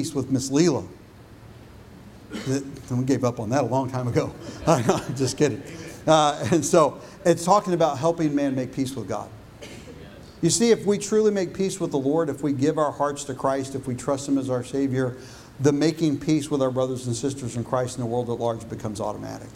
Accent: Illinois, United States; also born or lived in Texas; When I was in fifth grade and we moved from Texas to Illinois

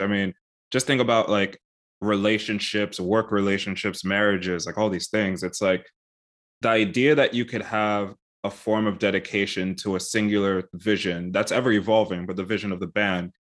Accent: United States; also born or lived in United Kingdom / Netherlands; I'm American, but I've spent a lot of time in the U K and also in, uh, the Netherlands

